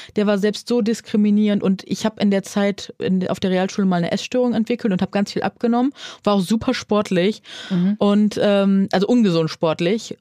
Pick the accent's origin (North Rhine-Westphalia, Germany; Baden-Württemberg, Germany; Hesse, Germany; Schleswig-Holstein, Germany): North Rhine-Westphalia, Germany; Neuss; accent: Rhinelander; da kommt der Rheinländer in mir durch. Ich komme ja von Nüss, aus Nüss